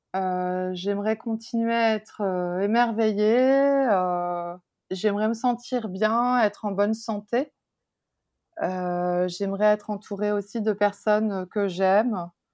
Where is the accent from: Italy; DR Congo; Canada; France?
France; also born or lived in Taiwan; je suis française